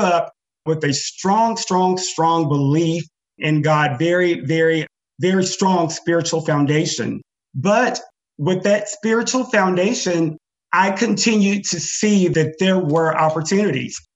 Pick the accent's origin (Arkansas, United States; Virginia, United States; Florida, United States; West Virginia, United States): Arkansas, United States; Joiner; now in Fayetteville, United States; growing up in Joiner, where opportunities are very limited